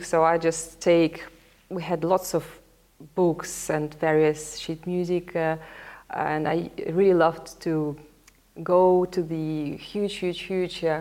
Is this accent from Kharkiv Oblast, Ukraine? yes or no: no; Sevastopol, Crimea, Ukraine; first language Russian; English is a second language; now in Melbourne, Australia; I was born in Sevastopol. It's a city on the Black Sea in Crimea.